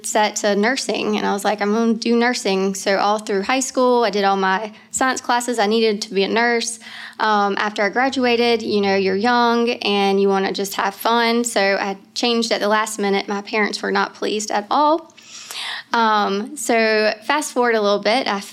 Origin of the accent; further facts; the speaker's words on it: Knightdale, North Carolina, United States; also born or lived in Wilmington, North Carolina; I'm actually from Knightdale, North Carolina. It's about 15 minutes east of Raleigh. I've grew up here in North Carolina. I've never left